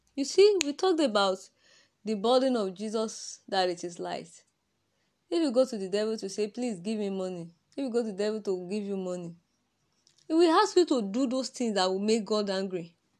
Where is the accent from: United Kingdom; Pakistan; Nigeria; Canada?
Nigeria; accent: Nigerian; My Nigeria accent.